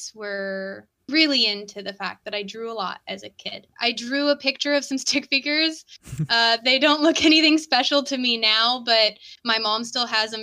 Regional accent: San Diego, California, United States; I'm from San Diego, like downtown area

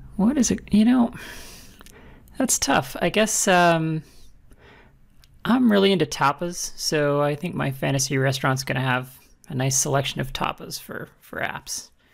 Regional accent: Alberta, Canada; I'm from Alberta and uh, we we take our steak seriously there

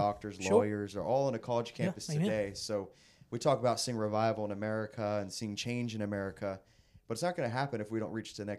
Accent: Bowie, Maryland, United States; I'm from Bowie, Maryland.

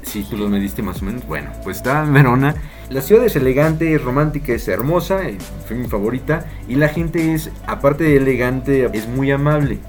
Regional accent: Mexico; por mexicano

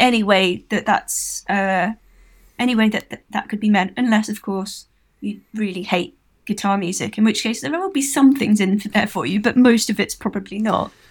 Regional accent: Milton Keynes, South East England, United Kingdom; I'm from Milton Keynes.

